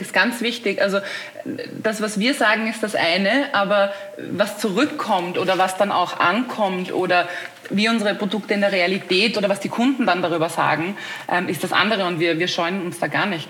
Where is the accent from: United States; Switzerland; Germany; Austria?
Austria; als Österreicherin weiß ich das, wie wichtig auch Dialekt und Mundart und so ist